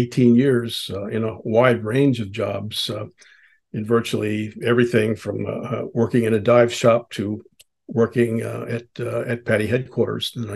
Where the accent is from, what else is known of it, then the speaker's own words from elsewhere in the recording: United States; I grew up on the Chesapeake Bay.